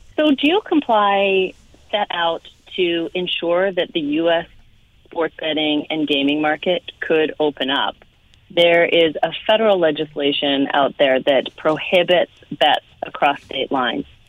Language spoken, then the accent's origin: English; Canada; moved away; also born or lived in Las Vegas; as a Canadian